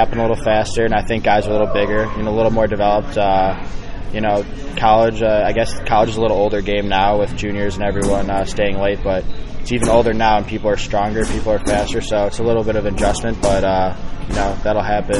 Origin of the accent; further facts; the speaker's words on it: Chicago, Illinois, United States; moved away as an adult; also born or lived in Indiana; now in Indianapolis, United States; I've been in Indiana the last 4 years, but I'm a Midwestern guy. I'm from Chicago